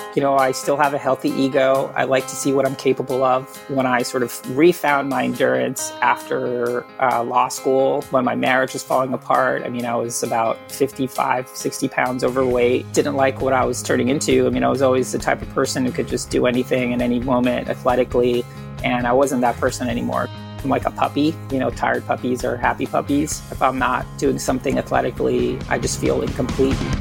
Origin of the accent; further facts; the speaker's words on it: Puerto Rico; I was born and raised in Puerto Rico